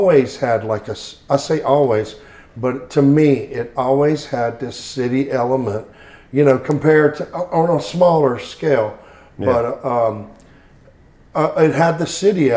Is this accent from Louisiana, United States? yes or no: yes; Baton Rouge, Louisiana, United States; This is where I was born and raised, in Baton Rouge